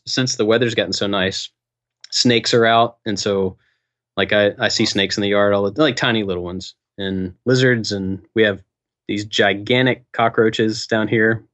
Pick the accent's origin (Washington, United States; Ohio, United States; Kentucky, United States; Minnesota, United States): Kentucky, United States; moved away; growing up in Kentucky